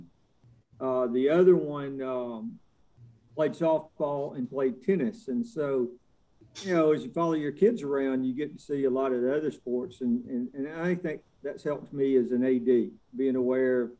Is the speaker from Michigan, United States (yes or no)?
no; Gainesville, Georgia, United States; I'm originally from Gainesville. Got to play at Gainesville High School for some legendary coaches